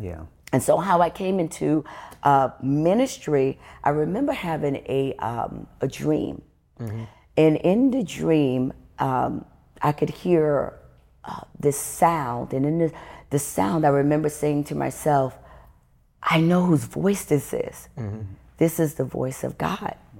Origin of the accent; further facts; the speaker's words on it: New York City, New York, United States; I was born and raised in the Bronx, New York